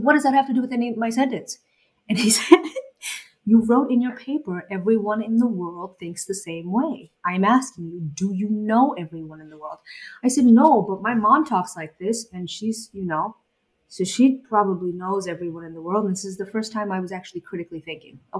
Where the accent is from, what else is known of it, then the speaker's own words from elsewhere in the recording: Boston, Massachusetts, United States; also born or lived in Bangladesh; I was born in Bangladesh and I moved to the United States when I was about 8 or 9 years old and I grew up in Boston